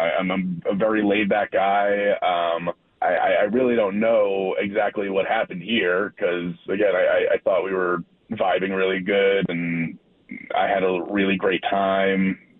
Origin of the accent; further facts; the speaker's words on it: Chicago, Illinois, United States; moved away as an adult; we're actually both from the Chicago area. We moved here for jobs about 10 years ago. We both really love it here, but we miss Chicago